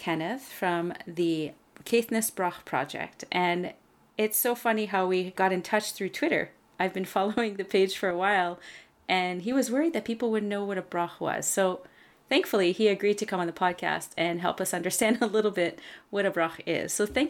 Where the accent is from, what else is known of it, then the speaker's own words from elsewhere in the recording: Canada; I'm a Francophone from Canada